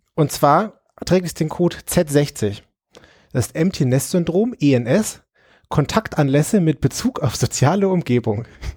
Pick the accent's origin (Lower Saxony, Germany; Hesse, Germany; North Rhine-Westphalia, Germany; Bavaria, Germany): Bavaria, Germany; Nuremberg; Ich komme aus Nürnberg